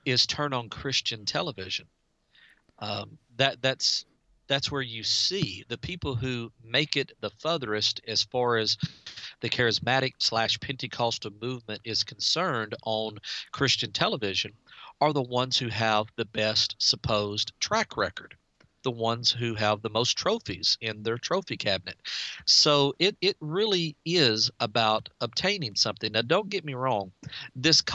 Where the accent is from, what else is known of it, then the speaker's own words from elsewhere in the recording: DeRidder, Louisiana, United States; I'm from DeRidder, Louisiana, and we have 10,000 residents